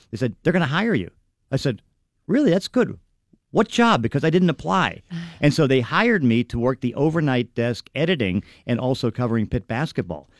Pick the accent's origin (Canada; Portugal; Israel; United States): United States; Braddock, Pennsylvania; I'm from Braddock